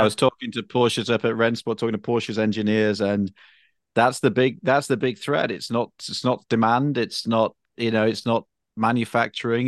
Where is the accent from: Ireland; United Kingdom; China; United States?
United Kingdom; moved away; I'm British